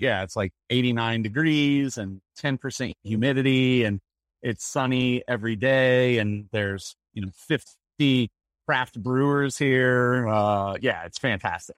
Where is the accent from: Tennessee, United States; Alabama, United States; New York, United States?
Tennessee, United States; Nashville; also born or lived in Lafayette, Louisiana; now in Colorado Springs, United States; I grew up in Nashville, Tennessee